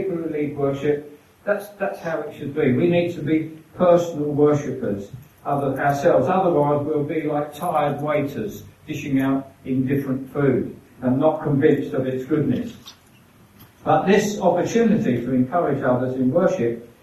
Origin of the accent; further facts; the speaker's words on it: England, United Kingdom; We're English